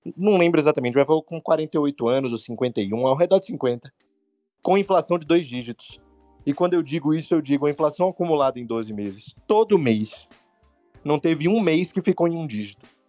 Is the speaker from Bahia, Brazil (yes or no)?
yes; Bahia, Brazil; eu sou economista, eu sou baiano, eu gosto muito da minha terra